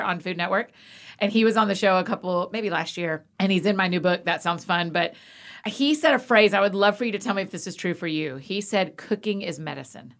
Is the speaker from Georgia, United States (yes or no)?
yes; Georgia, United States; also born or lived in Scotland; I grew up in Georgia.